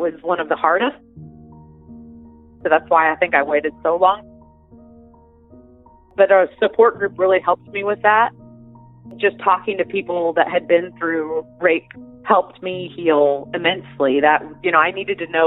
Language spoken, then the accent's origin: English; Evansville, Indiana, United States; my hometown